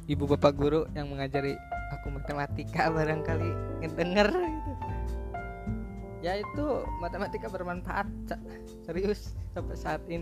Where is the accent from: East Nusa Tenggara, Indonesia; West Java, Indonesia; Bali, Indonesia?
West Java, Indonesia; Majalengka; nah pindah ke kota aku kota Majalengka gitu kan bangun pabrik di situ